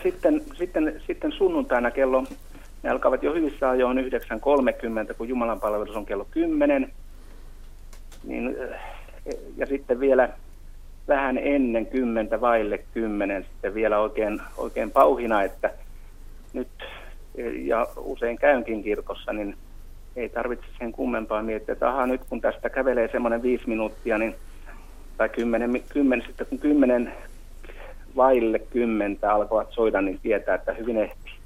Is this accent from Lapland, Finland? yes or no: no; Mäntsälä, Uusimaa, Finland; moved away; Semmoinen paikka kuin Mäntsälän ah- Ohkolan Arolan kylä, semmoinen kuin Jyvälän kulma, joka on hyvin semmoista alavaa maata